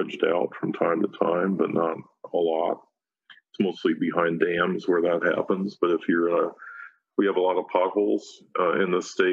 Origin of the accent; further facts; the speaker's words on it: Chicago, Illinois, United States; moved away as an adult; now in North Dakota, United States; I grew up outside of Chicago